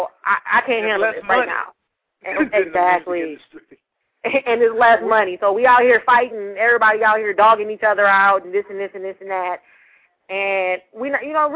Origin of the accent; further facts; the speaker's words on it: Detroit, Michigan, United States; I'm from Detroit